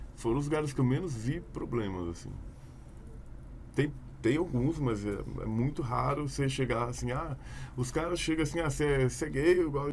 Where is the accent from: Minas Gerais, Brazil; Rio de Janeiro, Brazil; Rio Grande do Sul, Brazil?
Minas Gerais, Brazil; Belo Horizonte; now in Campinas, Brazil; hoje eu tenho 30 anos. É nasci em Belo Horizonte.